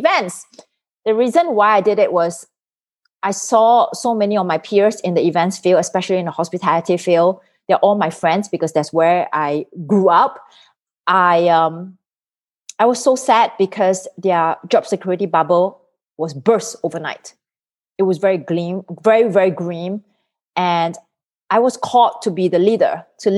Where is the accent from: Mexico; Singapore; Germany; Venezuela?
Singapore; moved away as an adult; now in United States; I'm originally from Singapore. So I came to the United States in 2004.